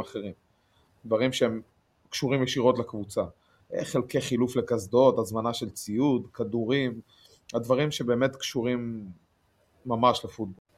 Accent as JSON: {"language": "Hebrew", "town": "Rehovot", "region": "Central District", "country": "Israel", "said": "אני מרחובות"}